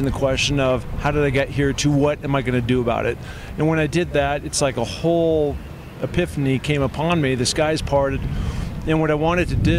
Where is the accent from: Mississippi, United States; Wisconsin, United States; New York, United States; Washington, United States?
Washington, United States; Seattle; moved away as an adult; now in Los Angeles, United States; I grew up in Seattle, Washington, very mountainous community